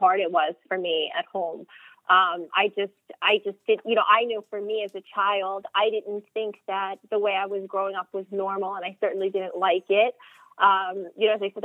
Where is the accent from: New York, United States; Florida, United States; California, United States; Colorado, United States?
New York, United States; Suffolk County, Long Island; also born or lived in Queens, New York; now in Nassau County, United States; I grew up in Suffolk County on the South Shore